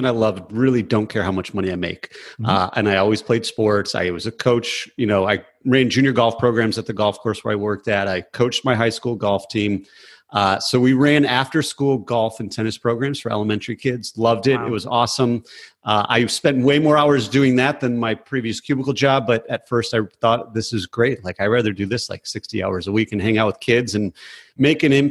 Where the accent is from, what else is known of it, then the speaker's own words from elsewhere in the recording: just south of Flint, Michigan, United States; moved away as an adult; also born or lived in Detroit, Michigan / Chicago, Illinois; now in Raleigh, United States; I was born in Detroit, and then we moved up north just south of Flint. So I grew up just south of Flint, like 10 minutes from Flint